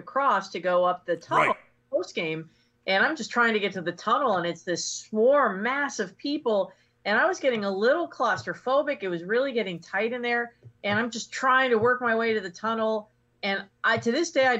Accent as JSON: {"language": "English", "region": "Ohio", "country": "United States", "tie": "born or raised there", "said": "I grew up with in Ohio"}